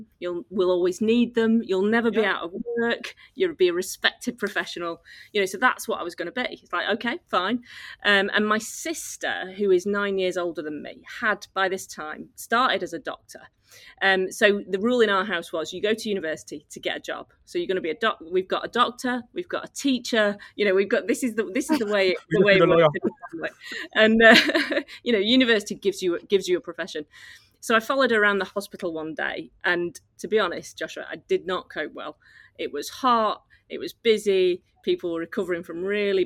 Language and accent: English; Oldham, North West England, United Kingdom; I grew up in Oldham near Manchester